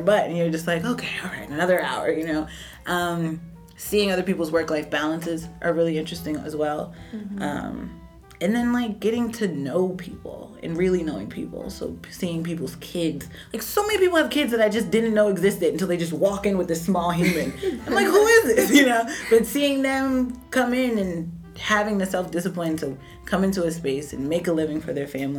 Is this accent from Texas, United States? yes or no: no; New York City, New York, United States; also born or lived in Washington, D.C.; I'm from Brooklyn, like, born and raised.